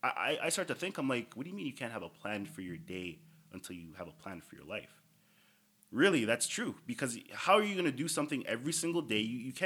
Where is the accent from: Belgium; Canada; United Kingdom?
Canada; Toronto, Ontario; Starting off as just you know the typical kid growing up in Toronto, chasing hoop dreams.